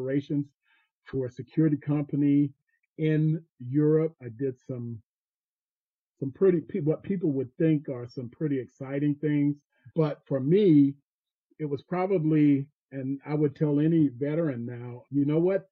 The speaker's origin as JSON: {"language": "English", "town": "Fayetteville", "region": "North Carolina", "country": "United States", "tie": "born or raised there", "said": "I grew up in Fayetteville, North Carolina, in a place called Cross Creek Court."}